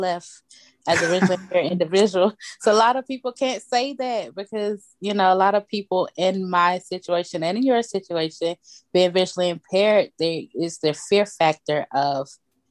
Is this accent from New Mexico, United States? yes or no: no; Atlanta, Georgia, United States; born and raised in Atlanta, Georgia